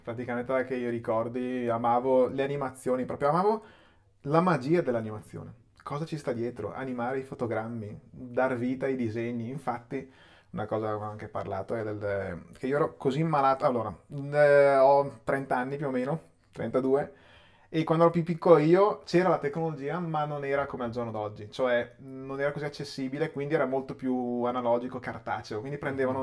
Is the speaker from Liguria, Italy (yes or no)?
no; Chiari, Lombardy, Italy; a Chiari, okay. in provincia di Brescia, che è dove sono nato e cresciuto